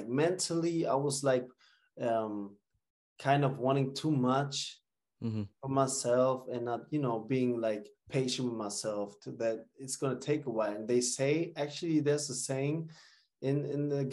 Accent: Bremen, Germany; moved away as an adult; also born or lived in New York; I grew up in Bremen, never made the academy in Werder Bremen

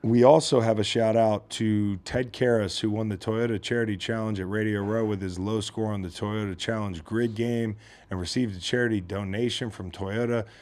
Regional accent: Virginia, United States; I'm from Virginia

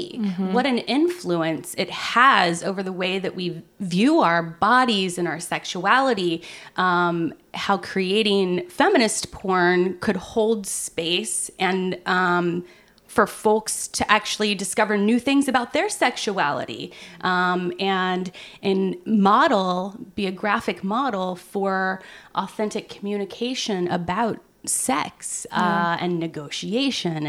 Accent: Loveland, Ohio, United States; I grew up in Southern Ohio, and it was a rather sex negative environment, despite the fact that it was Loveland, Ohio

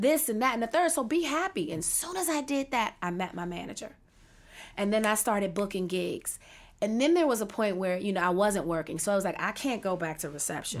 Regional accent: Washington, District of Columbia, United States; I was born and raised in Washington, D C

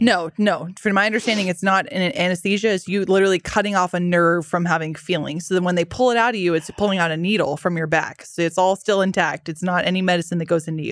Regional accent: Dallas, Texas, United States; I grew up in Dallas

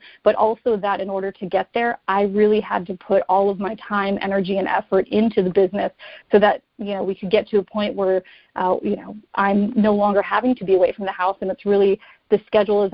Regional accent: Wisconsin, United States; moved away as an adult; also born or lived in New Jersey / New York City / North Carolina; now in Florida, United States; I'm not originally from Florida. I'm originally from Wisconsin

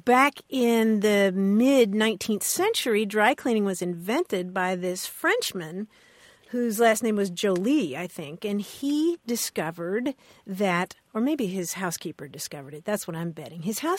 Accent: Louisville, Kentucky, United States; moved away; where I grew up in Louisville, Kentucky

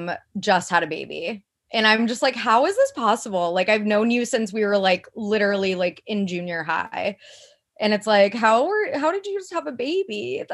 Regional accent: Midwest, United States; But again, I'm also like from the Midwest where it's like a little, people settle down way earlier.

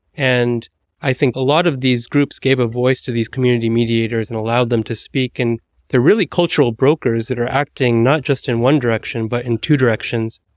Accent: United States; as an American

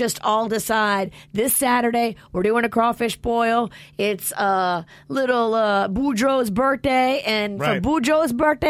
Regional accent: New Orleans, Louisiana, United States; moved away; growing up in New Orleans

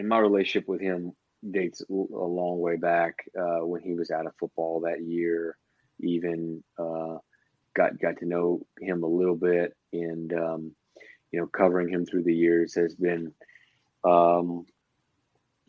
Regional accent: Morgan City, Louisiana, United States; I was originally born in Morgan City

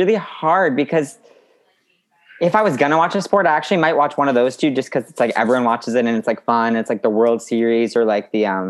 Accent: Massachusetts, United States; also born or lived in New York; Born in New York and I grew up in Massachusetts.

